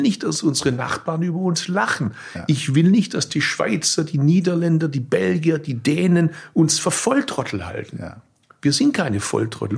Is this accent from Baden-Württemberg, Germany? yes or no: yes; Swabia, Baden-Württemberg, Germany; Als Schwabe